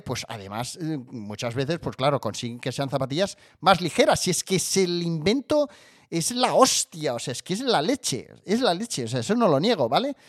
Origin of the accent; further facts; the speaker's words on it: Barcelona, Catalonia, Spain; yo vivo cerca de Barcelona y soy de Barcelona, nacido en Barcelona